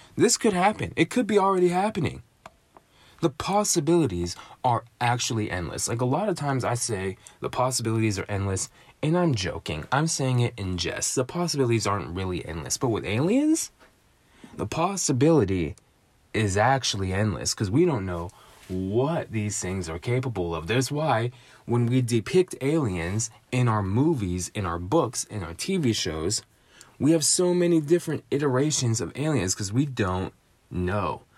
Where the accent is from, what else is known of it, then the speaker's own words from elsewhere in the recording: United States; my, my home and native land, I was born in America, I live in America, I've spent ninety-nine percent of my life in America.